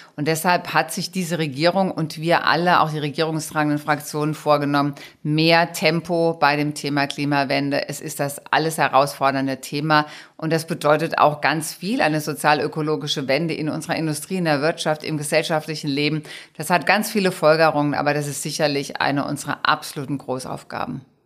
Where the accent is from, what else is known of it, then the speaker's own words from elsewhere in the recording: Rhineland-Palatinate, Germany; also born or lived in Trier / Mainz / Rhenish Hesse; meine Heimat ist Rheinland-Pfalz